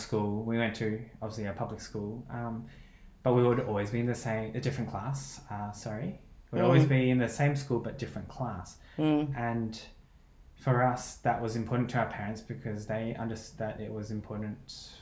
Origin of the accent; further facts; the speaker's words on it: Brisbane, Queensland, Australia; also born or lived in Hong Kong / Milan; the primary school that I went to with Phil in Brisbane